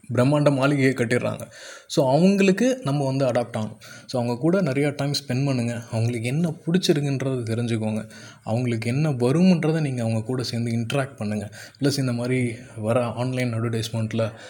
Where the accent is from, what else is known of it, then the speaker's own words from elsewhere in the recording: Cuddalore, Tamil Nadu, India; கடலூரில் நான் பிறந்தேன்